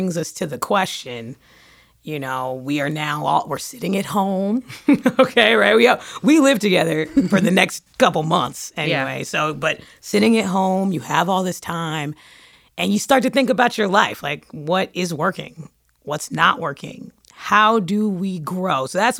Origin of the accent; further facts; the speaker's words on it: New York City, New York, United States; I'm from Brooklyn.